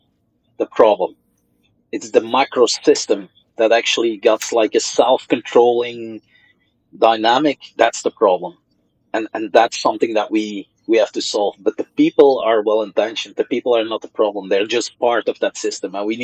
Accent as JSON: {"language": "English", "region": "Flanders", "country": "Belgium", "first_language": "Dutch (Flemish)", "second_language": "English", "lives_now": "Brussels, Belgium", "said": "my mother tongue is Dutch, is Flemish"}